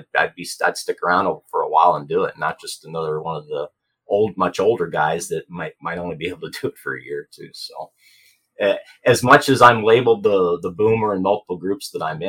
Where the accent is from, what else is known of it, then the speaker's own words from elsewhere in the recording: Phoenix, Arizona, United States; I'm from Phoenix, Arizona.